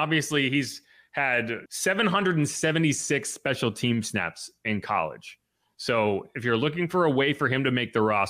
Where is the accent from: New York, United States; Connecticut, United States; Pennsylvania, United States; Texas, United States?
Connecticut, United States; It's like where I grew up in Connecticut, UConn men's basketball is the only thing in that entire area.